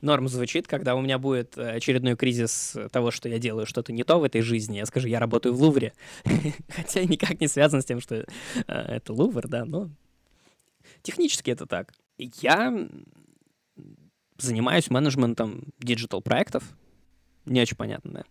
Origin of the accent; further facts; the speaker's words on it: Moscow, Russia; moved away as an adult; also born or lived in Thailand / Malaysia / Czech Republic; now in Paris, France; Больше года я мало где, кроме родной Москвы, в детстве проводил